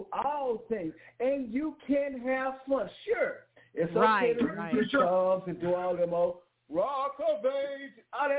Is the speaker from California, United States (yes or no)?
no; Oklahoma City, Oklahoma, United States; I am from Oklahoma City, Oklahoma